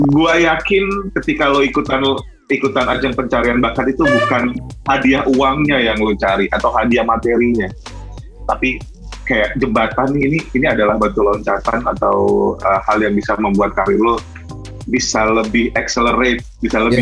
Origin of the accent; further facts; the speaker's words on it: Lampung, Indonesia; Gue juga orang Sumatera. {S0} Tapi kita di {S1} ujung-ujung gue di Lampung, lo di Medan.